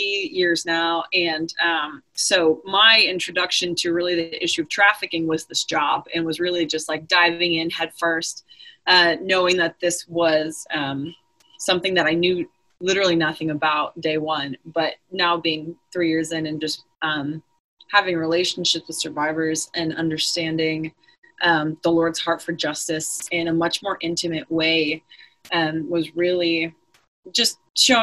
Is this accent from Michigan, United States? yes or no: yes; Michigan, United States; moved away as an adult; also born or lived in Grand Rapids, Michigan; now in Houston, United States; I'm from Michigan originally